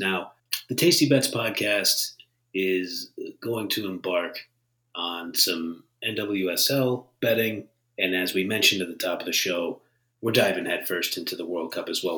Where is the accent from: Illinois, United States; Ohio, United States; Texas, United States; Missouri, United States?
Ohio, United States; Northeast; I'm from Northeast Ohio.